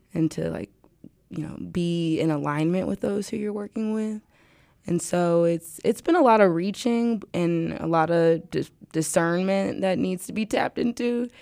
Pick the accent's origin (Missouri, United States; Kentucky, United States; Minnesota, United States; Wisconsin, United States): Missouri, United States; St. Louis; I'm from St. Louis